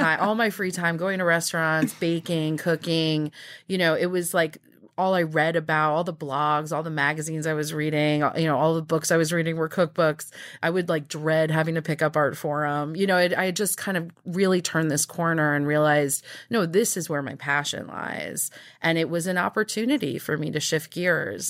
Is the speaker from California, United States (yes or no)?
no; Nassau County, Long Island, New York, United States; also born or lived in New Mexico; I was born in New Mexico, but we moved to New York when I was two. And I grew up out in Nassau County